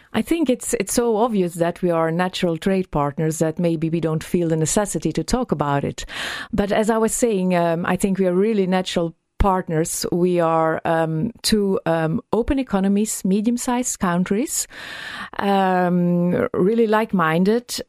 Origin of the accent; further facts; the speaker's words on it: Antwerp, Flanders, Belgium; moved away as an adult; now in Dublin, Ireland; I'm from Antwerp.